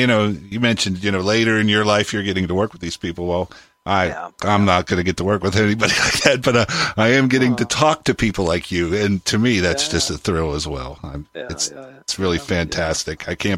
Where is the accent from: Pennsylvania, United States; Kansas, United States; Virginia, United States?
Pennsylvania, United States; Pittsburgh; born or raised there